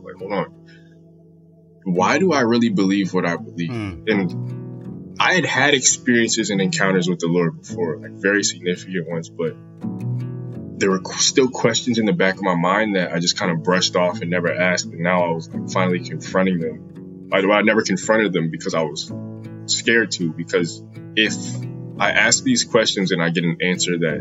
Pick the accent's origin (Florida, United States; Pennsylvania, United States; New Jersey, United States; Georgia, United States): New Jersey, United States; also born or lived in Connecticut; I am from New Jersey. That's where I grew up. I was actually born in Connecticut. We spent my whole life in Jersey.